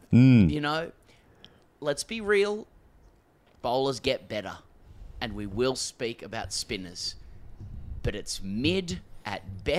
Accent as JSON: {"language": "English", "country": "Australia", "said": "as an Australian"}